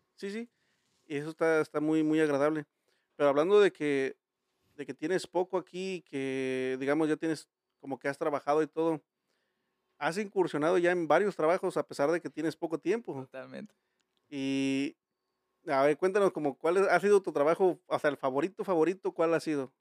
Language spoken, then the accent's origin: Spanish; Mexico; los mexicanos somos muy fiesteros